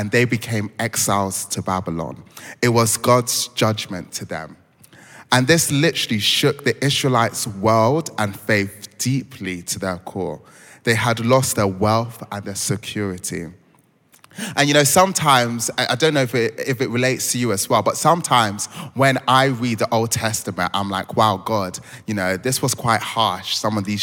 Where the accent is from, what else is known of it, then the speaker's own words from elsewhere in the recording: Croydon, London, United Kingdom; also born or lived in Lagos, Nigeria; So I was born in Lagos, bred in Croydon